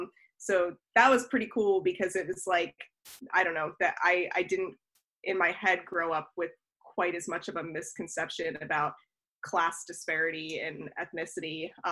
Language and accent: English; Olney, Maryland, United States; now in Pittsburgh, United States; I grew up in Olney, Maryland, which is a suburb outside of the DC area.